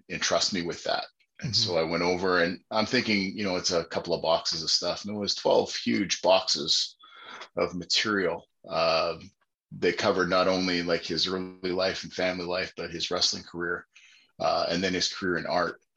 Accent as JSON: {"language": "English", "town": "Winnipeg", "region": "Manitoba", "country": "Canada", "said": "I started as a 160-pound kid in Winnipeg"}